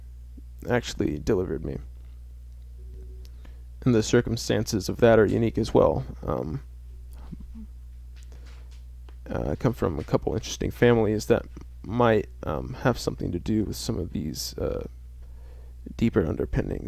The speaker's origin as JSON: {"language": "English", "area": "center of the United States", "region": "Midwest", "country": "United States", "tie": "born or raised there", "said": "in my hometown. I won't say what my hometown is, but it's kind of in the heart of America. Like, literally, if you look at a map of the United States, it's smack dab in the center"}